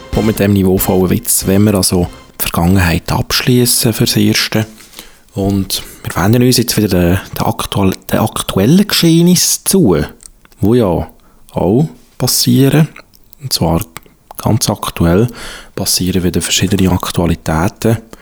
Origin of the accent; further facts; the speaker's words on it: Switzerland; also born or lived in Zurich; bei uns in der Schweiz